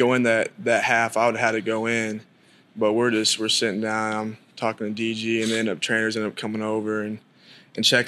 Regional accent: Denton, Texas, United States; moved away as an adult; also born or lived in Atlanta, Georgia; now in Norman, United States; I'm a freshman from Denton, Texas, born in Atlanta, Georgia.

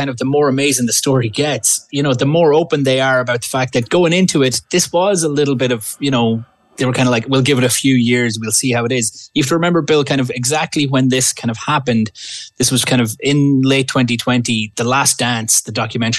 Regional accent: Ireland; now in Canada; I'm from Ireland originally.

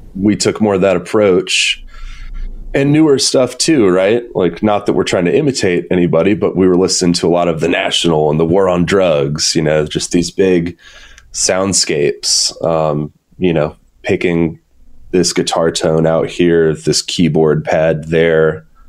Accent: Atlanta, Georgia, United States; also born or lived in Athens, Georgia; I'm born and raised in Atlanta, still here today

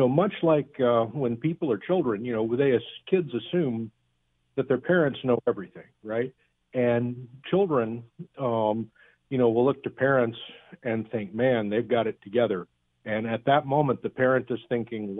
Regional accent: South Florida, United States; moved away; also born or lived in Alabama / California; I'm from South Florida

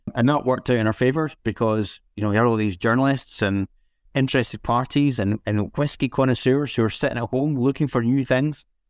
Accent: Scotland, United Kingdom; growing up in Scotland

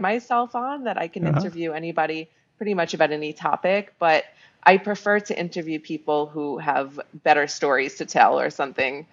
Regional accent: New York City, New York, United States; moved away as an adult; now in Mexico; I'm from New York City, born and raised

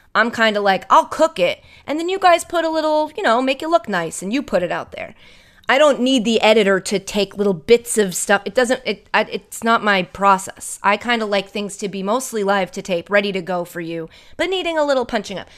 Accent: Ashland, Massachusetts, United States; my hometown, Ashland, Massachusetts.

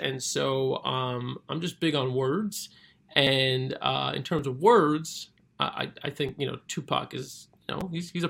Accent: Brooklyn, New York, United States; I was born and raised in Brooklyn. I've spent 90% of my life in New York.

